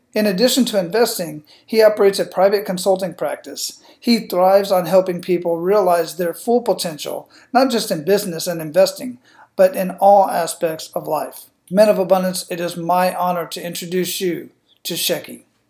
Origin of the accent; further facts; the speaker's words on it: United States; born there; I was lucky that I was born in the United States or as a United States citizen or in the part of the world where I can speak and think freely.